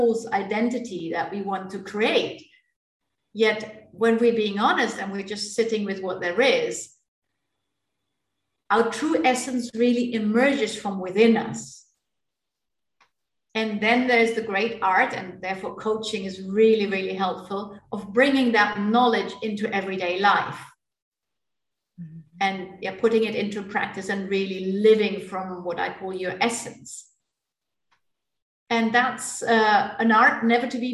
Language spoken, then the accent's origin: English; Germany; moved away; also born or lived in India; I grew up in my native Germany.